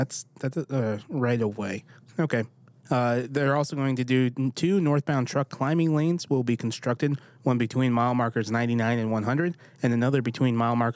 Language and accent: English; New York, United States; born or raised there; now in Nashville, United States